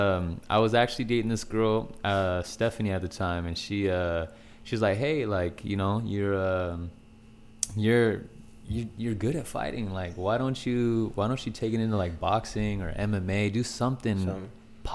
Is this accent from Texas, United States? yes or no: no; Bremerton, Washington, United States; moved away as an adult; now in Utah, United States; I grew up in Bremerton, Washington